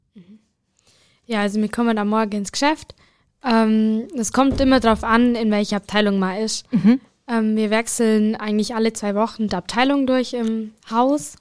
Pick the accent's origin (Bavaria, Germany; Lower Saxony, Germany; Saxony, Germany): Bavaria, Germany; Bad Hindelang; Von Hindelang